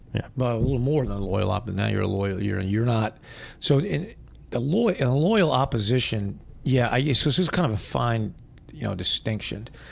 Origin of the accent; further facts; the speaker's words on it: United States; I am an American, which I am